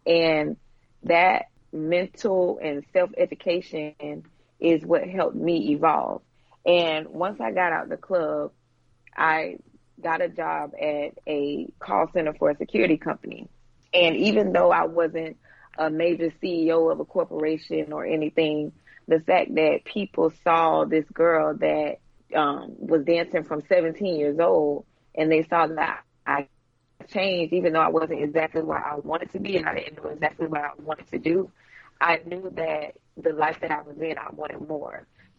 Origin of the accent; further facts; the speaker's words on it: Ventura, California, United States; I was raised in California, in Ventura. I was born in California. Okay. I was born in Ventura, California. My dad, he was in the Navy, so we moved around quite a lot.